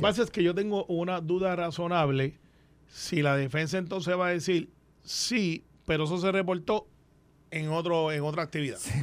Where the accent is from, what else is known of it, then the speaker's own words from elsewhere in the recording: Guaynabo, Puerto Rico; also born or lived in Santurce; yo soy de Guaynabo